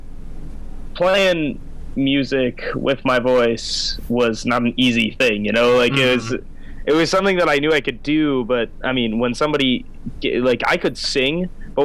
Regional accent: Northern California, United States; I'm from Northern California

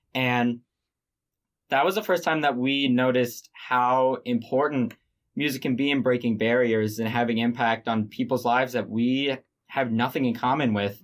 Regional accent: Baltimore, Maryland, United States; I'm from Baltimore, Maryland

